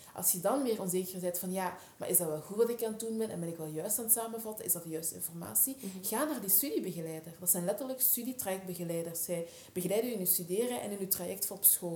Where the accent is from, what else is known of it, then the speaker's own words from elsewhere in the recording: Scherpenheuvel, Flanders, Belgium; accent: Flemish Dutch; ik ben geboren en getogen eigenlijk in België. Daarom ook dat ik gewoon Vlaams-Nederlands spreek.